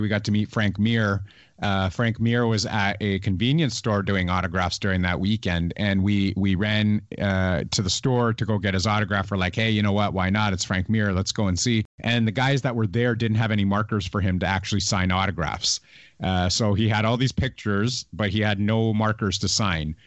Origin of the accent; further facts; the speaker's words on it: Canada; I'm a Canadian